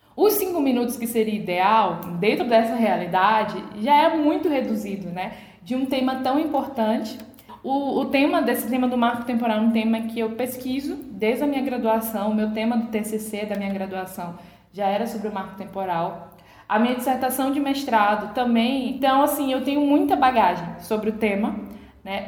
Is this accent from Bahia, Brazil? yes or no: yes; Coroa Vermelha, Bahia, Brazil; minha aldeia Coroa Vermelha